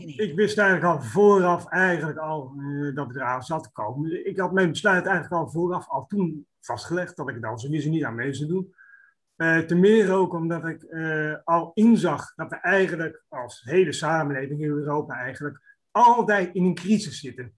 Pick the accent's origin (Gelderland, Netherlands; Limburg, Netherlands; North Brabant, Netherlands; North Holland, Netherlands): North Brabant, Netherlands; Roosendaal; Ik kom zelf uit Roosendaal